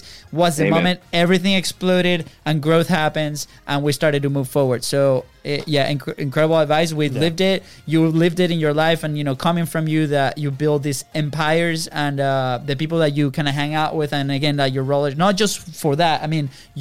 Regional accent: Venezuela; moved away; we're coming from Venezuela

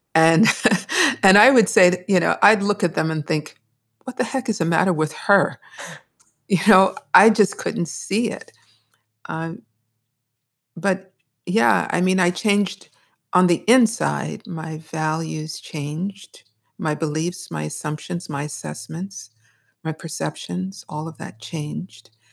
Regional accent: Brooklyn, New York, United States; I grew up in the People's Republic of Brooklyn

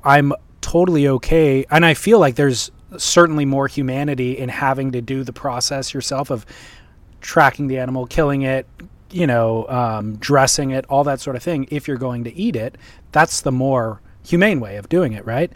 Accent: Huntington Beach, California, United States; born or raised there

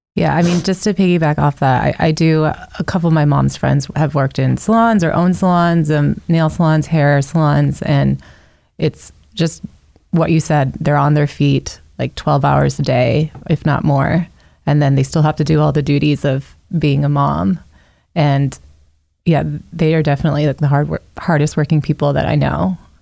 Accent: Northern Virginia, United States; I am, yeah, from Northern Virginia

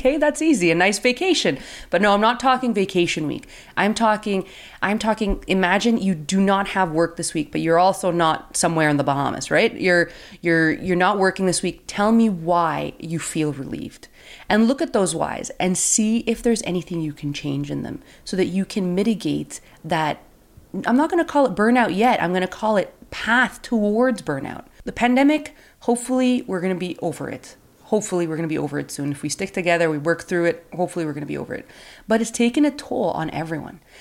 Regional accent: Canada; I'm from Canada

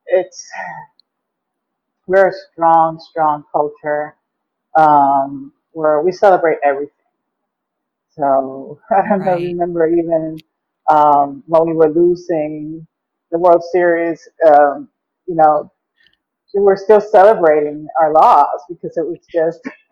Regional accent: Puerto Rico; moved away; my hometown

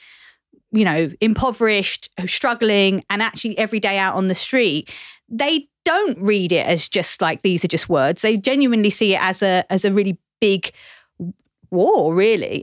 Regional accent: London, United Kingdom; I was born in Barking and I went to school in Dagenham.

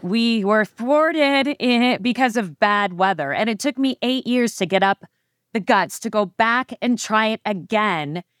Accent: Phoenix, Arizona, United States; I was born and raised in Phoenix, Arizona

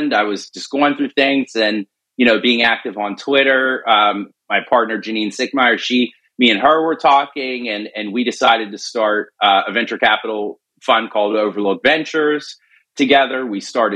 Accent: Pittsburgh, Pennsylvania, United States; I was born and raised in Pittsburgh

